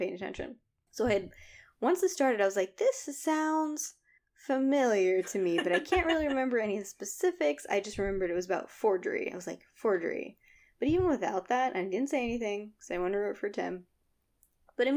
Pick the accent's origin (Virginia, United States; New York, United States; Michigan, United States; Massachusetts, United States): Virginia, United States; Northern; we grew up in Northern Virginia where there's like a bunch of old shit everywhere